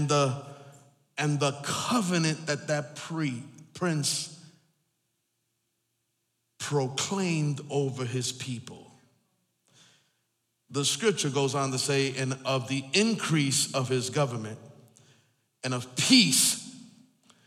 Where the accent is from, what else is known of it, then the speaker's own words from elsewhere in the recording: East Coast, United States; I'm from the East Coast, and so we're a different time zone